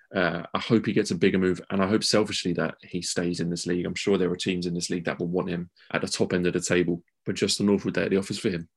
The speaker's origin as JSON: {"language": "English", "country": "United Kingdom", "said": "as British fans"}